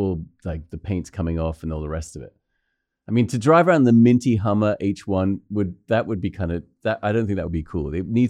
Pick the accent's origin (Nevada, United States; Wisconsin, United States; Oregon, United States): Wisconsin, United States; Kenosha; It's a little known fact. I am actually from Kenosha.